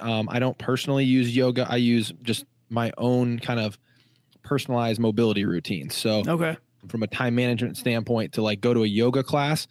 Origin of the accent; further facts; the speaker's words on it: Illinois, United States; now in San Diego, United States; I'm from Illinois